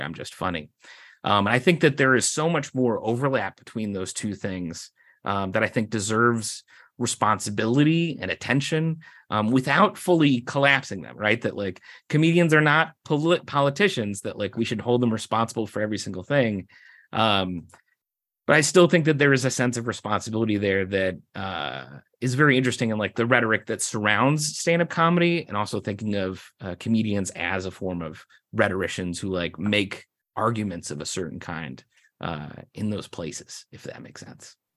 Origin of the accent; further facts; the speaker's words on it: Naperville, Illinois, United States; moved away as an adult; now in Bowling Green, United States; I'm from Naperville, Illinois